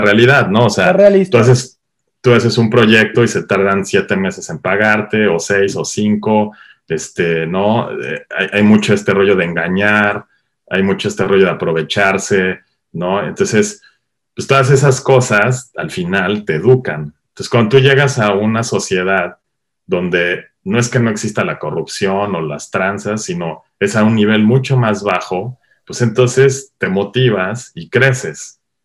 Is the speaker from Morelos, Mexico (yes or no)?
yes; Cuernavaca, Morelos, Mexico; moved away as an adult; also born or lived in Los Angeles; now in New York, United States; soy originario de Cuernavaca, Morelos. Llevo ya también algunos años radicando acá en Estados Unidos, en la ciudad de Nueva York